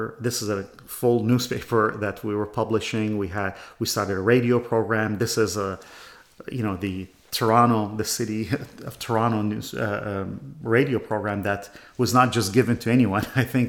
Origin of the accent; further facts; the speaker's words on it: Iraq; also born or lived in Canada / Chicago; now in Bay Area, United States; I come from Iraq.